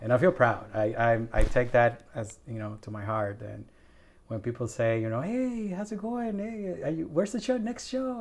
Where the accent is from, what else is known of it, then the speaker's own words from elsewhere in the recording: Puerto Rico; also born or lived in Milwaukee, Wisconsin / Madison, Wisconsin; now in Evansville, United States; I'm originally from Puerto Rico